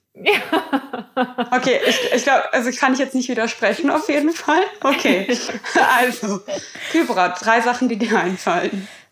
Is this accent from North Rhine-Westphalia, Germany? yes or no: no; Berlin, Germany; Berlin ist meine Geburtsstadt und wie jede, wie fast jeder, jede Berlinerin liebe ich Berlin